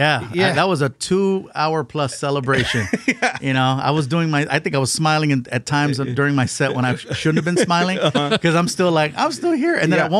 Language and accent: English; Long Beach, California, United States; I'm from Long Beach.